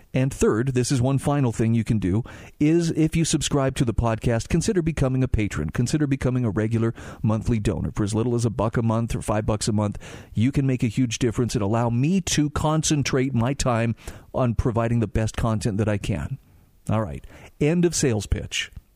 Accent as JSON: {"language": "English", "region": "Utah", "country": "United States", "said": "my home state of Utah"}